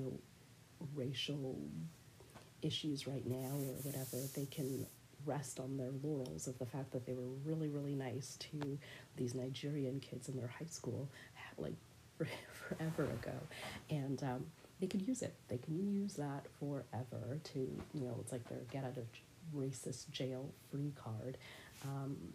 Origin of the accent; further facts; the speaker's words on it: Canada; I am a Bajan Canadian person